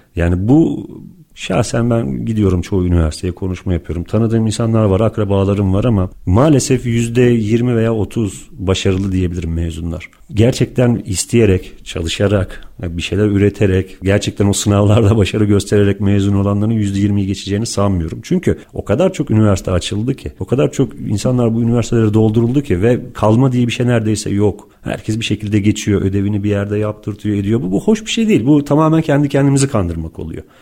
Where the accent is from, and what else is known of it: Turkey